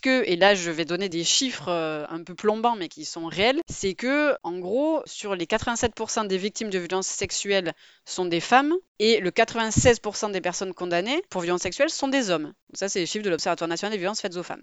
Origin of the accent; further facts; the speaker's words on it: Marseille, Provence-Alpes-Côte d'Azur, France; je suis de Marseille